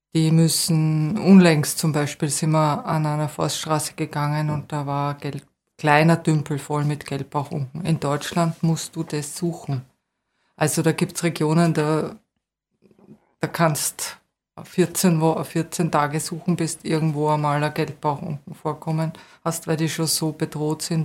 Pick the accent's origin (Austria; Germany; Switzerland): Austria; Vienna; moved away as an adult; also born or lived in Waldviertel / Salzkammergut; now in Bad Mitterndorf, Austria; als Wienerin, das war schon damals ein bisschen seltsam auf der BOKU